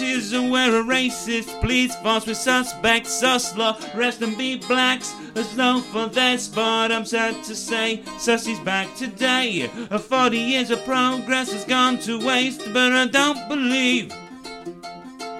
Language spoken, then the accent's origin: English; United Kingdom; I am allegedly British, but this is just an accident of geography